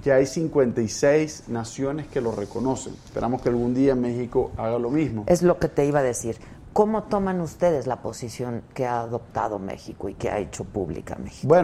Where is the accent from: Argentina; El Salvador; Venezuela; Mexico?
Venezuela; nosotros, los hermanos latinoamericanos, me siento latinoamericano, no solo venezolanos, tenemos que hacer lo posible para que Venezuela pueda recuperar su democracia